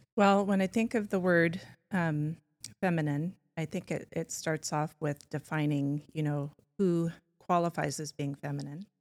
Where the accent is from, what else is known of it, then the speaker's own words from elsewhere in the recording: California, United States; now in Spokane, United States; I was born in California